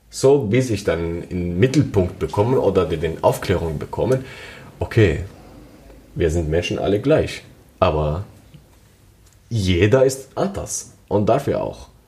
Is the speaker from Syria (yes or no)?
yes; Syria; now in Germany; ich komme aus Syrien und lebe in Deutschland seit sieben Jahren.